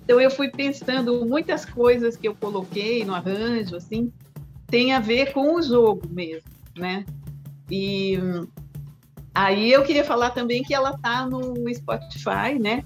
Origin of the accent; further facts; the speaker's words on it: São Paulo, Brazil; also born or lived in Juiz de Fora, Minas Gerais; eu nasci em Juiz de Fora, Minas Gerais, vim para São Paulo com três anos